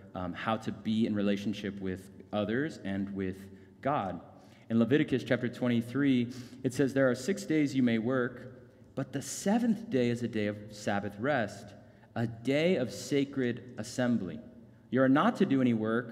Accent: Phoenix, Arizona, United States; I grew up in North Phoenix

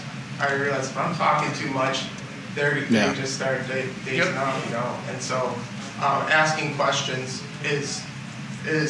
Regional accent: Wisconsin, United States; now in California, United States; I'm from Wisconsin originally

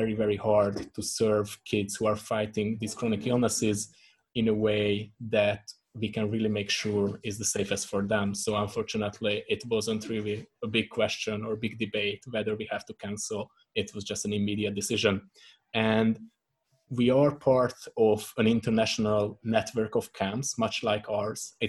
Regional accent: Hungary; now in Prague, Czech Republic; originally I'm from Hungary

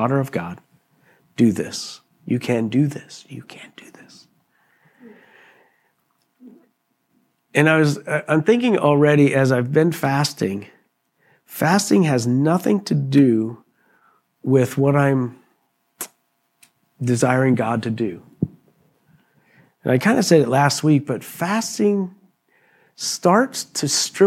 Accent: Pennsylvania, United States; I was raised in Pennsylvania

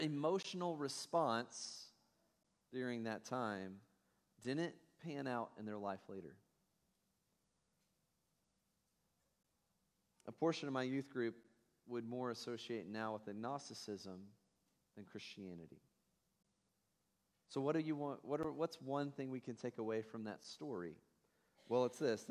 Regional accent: Tennessee, United States; now in Ohio, United States; I'm from Tennessee

